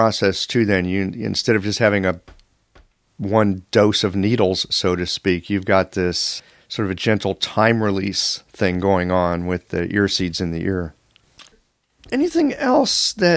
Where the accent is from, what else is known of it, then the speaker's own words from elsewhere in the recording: United States; also born or lived in Missouri; as an American